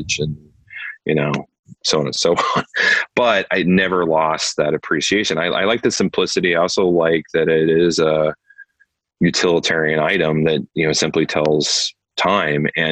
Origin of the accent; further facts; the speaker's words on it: Iowa, United States; moved away; also born or lived in New York; I grew up in Iowa.